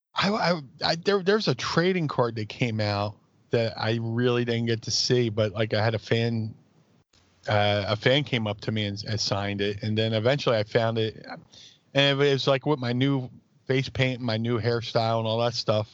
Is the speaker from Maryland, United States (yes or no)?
no; Philadelphia, Pennsylvania, United States; WrestleMania 15 was in my hometown